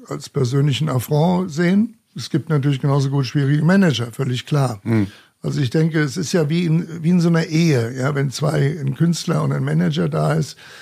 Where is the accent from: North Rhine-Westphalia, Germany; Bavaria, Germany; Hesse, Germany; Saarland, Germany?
Bavaria, Germany; Munich; ich bin gebürtiger Münchner, von daher gesehen bin ich auch äh, mit Löwenbräu oder mit Shaw oder mit dem Augustiner groß geworden